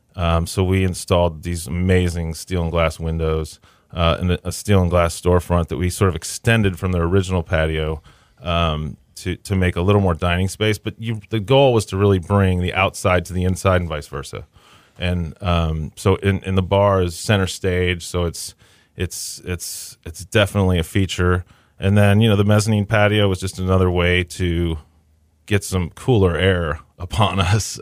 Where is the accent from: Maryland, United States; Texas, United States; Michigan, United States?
Texas, United States; Kingwood; moved away as an adult; also born or lived in Boston / New York; I grew up in Kingwood.